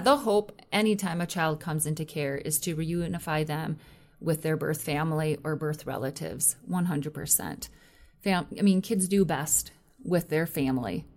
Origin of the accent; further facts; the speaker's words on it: Minnesota, United States; moved away; I'm originally from Minnesota